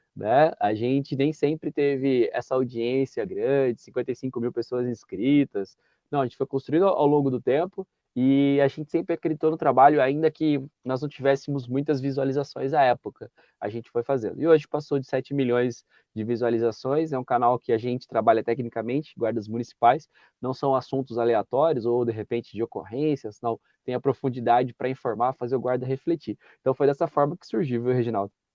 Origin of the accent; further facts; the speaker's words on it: Santa Bárbara d'Oeste, São Paulo, Brazil; eu sou natural de Santa Bárbara do Oeste, que é interior de São Paulo